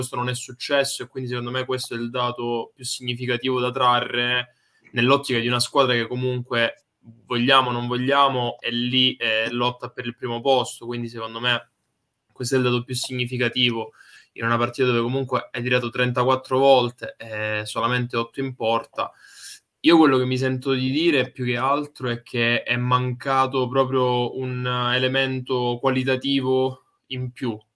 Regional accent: Cosenza, Calabria, Italy; now in Florence, Italy; in questo momento sono a Cosenza che è la mia città natale, altrimenti vivo a Firenze.

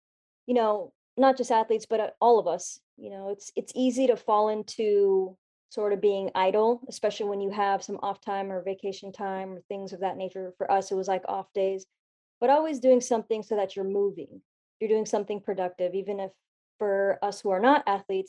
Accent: Orinda, California, United States; also born or lived in Oklahoma / Los Angeles; I was actually born and raised in the Bay Area. So this is home for me. I grew up in a small town called Orinda

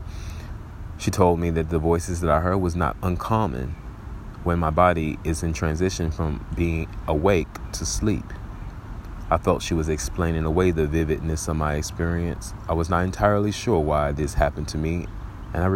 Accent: Little Rock, Arkansas, United States; my hometown of Little Rock, Arkansas.

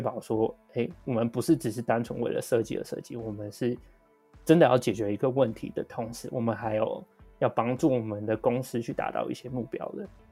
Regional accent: Taiwan; 我们台湾人

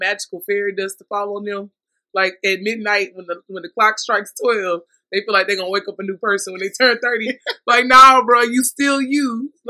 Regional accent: Texas, United States; Because I'm from Texas.

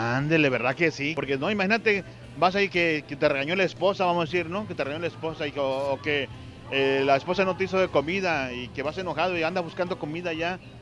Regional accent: Sabinas Hidalgo, Nuevo León, Mexico; De Sabina

